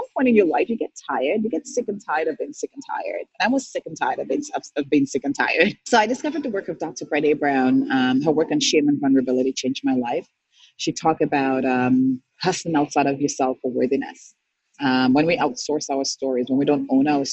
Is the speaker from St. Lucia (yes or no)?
yes; St. Lucia; moved away as an adult; now in Canada; I'm born and raised in St. Lucia, moved to Canada in 2003. I was 25.